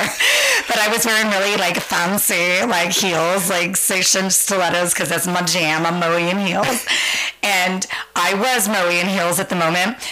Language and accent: English; San Francisco, California, United States; moved away as an adult; also born or lived in Santa Maria, California; now in Central Coast, California, United States; born and raised in San Francisco, just blocks up from Castro